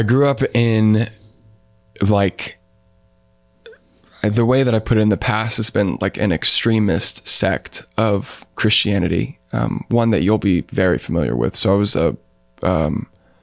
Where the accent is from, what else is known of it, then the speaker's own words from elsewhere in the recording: Pensacola, Florida, United States; also born or lived in Fort Collins, Colorado; now in Kansas City, United States; I grew up in Florida. I was born in Pensacola, Florida, in the Panhandle